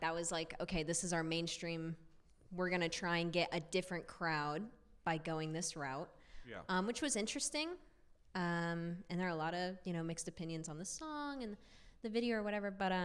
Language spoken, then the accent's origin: English; Midwest, United States; I come from the Midwest where football is everyone's personality